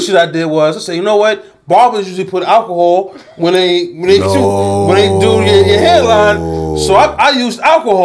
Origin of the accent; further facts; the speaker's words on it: New York City, New York, United States; I was born in Jamaica Hospital